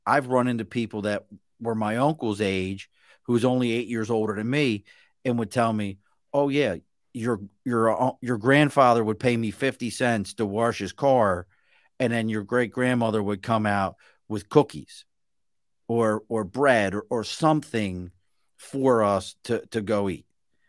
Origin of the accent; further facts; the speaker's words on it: Baltimore, Maryland, United States; See, I am a fish person, and we grew up in Baltimore.